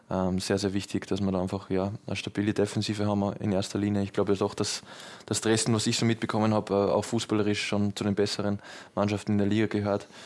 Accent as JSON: {"language": "German", "region": "Vienna", "country": "Austria", "said": "Ich war auch im Stadion äh, gegen Deutschland, da war ich, war ich bei uns in Wien."}